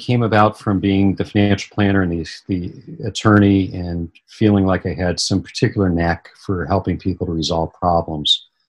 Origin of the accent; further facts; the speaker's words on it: Phoenix, Arizona, United States; now in California, United States; I was raised in Phoenix, Arizona, and knew nothing about Freemasonry at all. Moved out to California in 1987